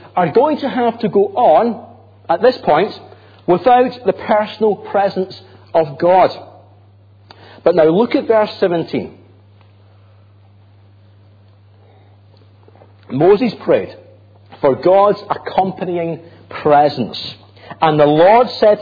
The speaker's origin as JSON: {"language": "English", "town": "Grangemouth", "region": "Scotland", "country": "United Kingdom", "said": "I'm from Grangemouth. Proud of it."}